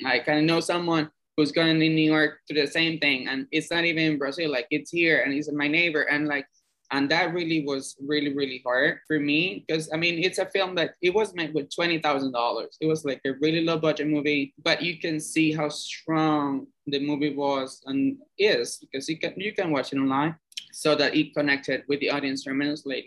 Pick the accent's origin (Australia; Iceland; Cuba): Cuba; moved away as an adult; now in New York, United States; I'm from Cuba originally. I moved here seven years ago to the U.S.